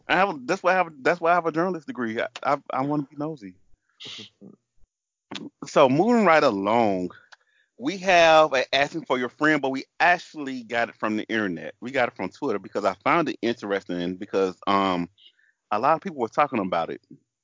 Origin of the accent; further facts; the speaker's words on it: the South, United States; accent: southern; So excuse my southern accent, and if I drop a couple vowels and syllables, forgive me.